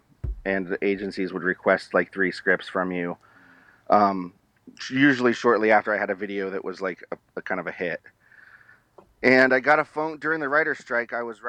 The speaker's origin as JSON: {"language": "English", "town": "Westfield", "region": "Indiana", "country": "United States", "tie": "born or raised there", "said": "I grew up in Westfield, Indiana, and went to a private school where I was the poor kid on a scholarship."}